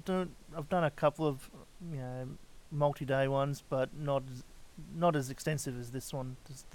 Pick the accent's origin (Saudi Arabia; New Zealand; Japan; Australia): Australia; Queensland; I'm also from Queensland.